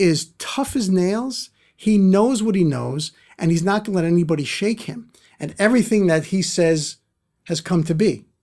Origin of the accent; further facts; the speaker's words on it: New York City, New York, United States; I'm from Brooklyn